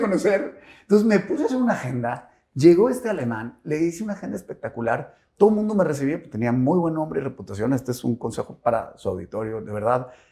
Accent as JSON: {"language": "Spanish", "town": "Monterrey", "region": "Nuevo León", "country": "Mexico", "tie": "born or raised there", "also_born_or_lived": "Mexico City", "said": "yo tenía 5 o 6 añitos y decidió mi papá venirse a vivir a Monterrey"}